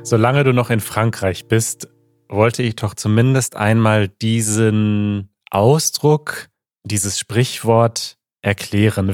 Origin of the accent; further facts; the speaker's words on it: Germany; ich bin nicht stolz darauf, deutsch zu sein